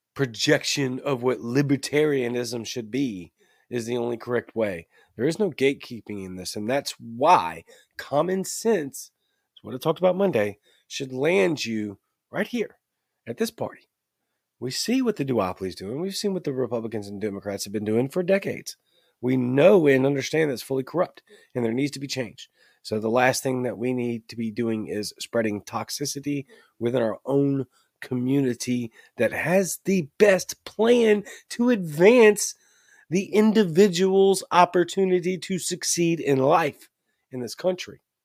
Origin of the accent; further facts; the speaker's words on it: United States; being an American